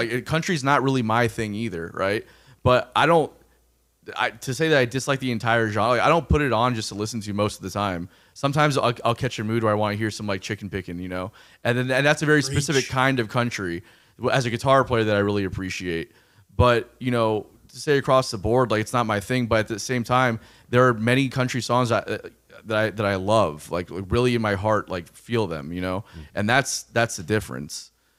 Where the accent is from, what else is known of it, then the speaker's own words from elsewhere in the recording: Florida, United States; I don't understand that reference at all because I grew up in South Florida, and that's a totally different thing down there.